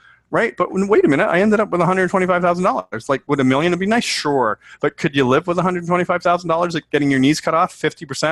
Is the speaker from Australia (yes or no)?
no; Canada; I'm Canadian